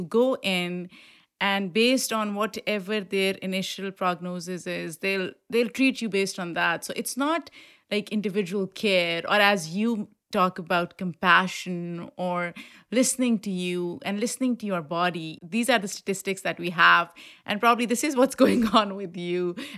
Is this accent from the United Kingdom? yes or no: no; Pakistan; coming from a culture that I grew up in Pakistan, we don't talk about sex.